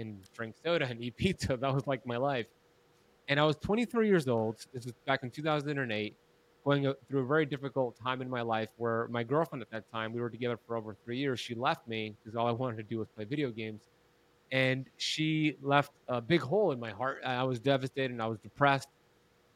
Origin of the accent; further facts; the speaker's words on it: United States; I grew up in America